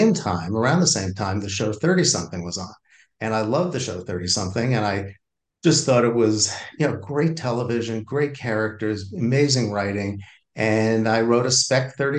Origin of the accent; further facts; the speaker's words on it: Valley Stream, New York, United States; I grew up on Long Island in a town called Valley Stream on the south shore of Long Island